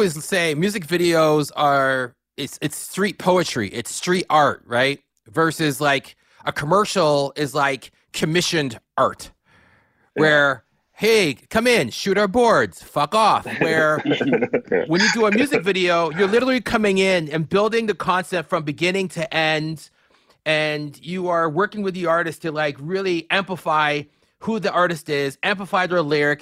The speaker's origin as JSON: {"language": "English", "town": "Toronto", "region": "Ontario", "country": "Canada", "said": "when we were growing up, I am Canadian"}